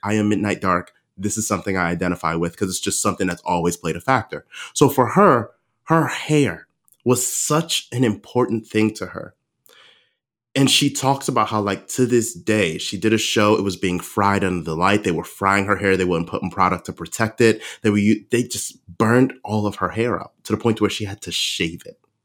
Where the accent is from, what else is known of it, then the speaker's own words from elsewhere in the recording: Baltimore, Maryland, United States; moved away; my hometown of Baltimore